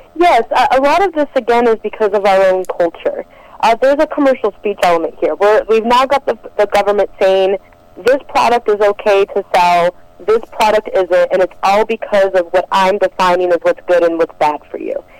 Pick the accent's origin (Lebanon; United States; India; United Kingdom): United States; Detroit, Michigan; I'm originally from Detroit, Michigan